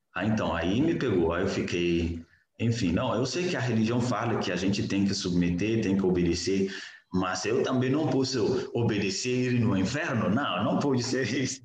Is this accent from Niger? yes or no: yes; Niger; Portuguese is a second language; moved away as an adult; Eu sou do Níger, é, eu venho de uma família muçulmana e nasci, cresci dentro de um lar muçulmano